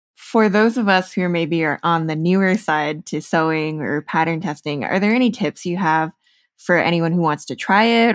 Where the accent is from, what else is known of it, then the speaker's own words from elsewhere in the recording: United States; also born or lived in Chicago; growing up in the States